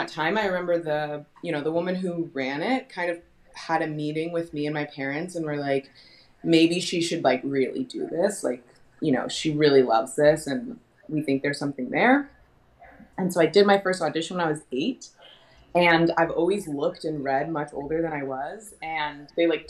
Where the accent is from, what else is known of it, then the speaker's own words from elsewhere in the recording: Portland, Oregon, United States; moved away as an adult; also born or lived in New York; I'm born and raised in Portland, Oregon